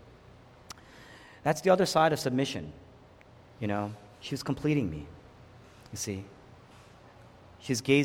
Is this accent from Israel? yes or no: no; the Northeast Atlantic, United States; we're both from the Northeast Atlantic.